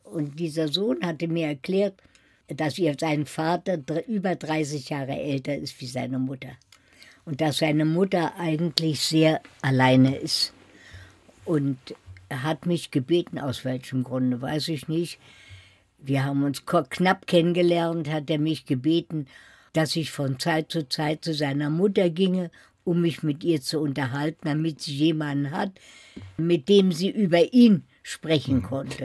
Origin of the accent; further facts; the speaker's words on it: Berlin, Germany; moved away as an adult; now in Paris, France; Ich habe niemals verleugnet, dass ich aus Berlin komme